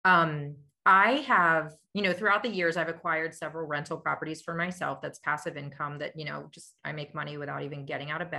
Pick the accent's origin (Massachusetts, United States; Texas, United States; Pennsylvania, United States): Pennsylvania, United States; Lititz; now in Lancaster, United States; I grew up in Lititz, Pennsylvania